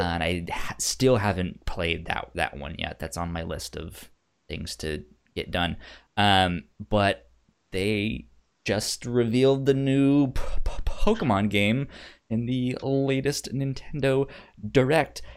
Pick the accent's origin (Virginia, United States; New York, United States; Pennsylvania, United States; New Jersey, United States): Virginia, United States; Northern; also born or lived in Laredo, Texas; I grew up in Northern Virginia and it's hot and it's humid here.